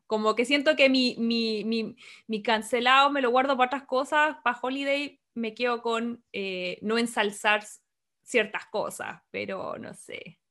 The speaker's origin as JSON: {"language": "Spanish", "town": "Santiago", "region": "Santiago Metropolitan Region", "country": "Chile", "tie": "born or raised there", "moved": "yes", "said": "nací y criada en Santiago de Chile"}